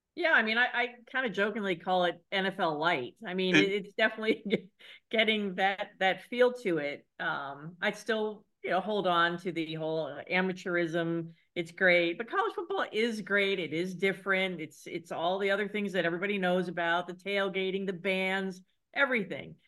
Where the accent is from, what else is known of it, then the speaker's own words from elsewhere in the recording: Cincinnati, Ohio, United States; I grew up in Cincinnati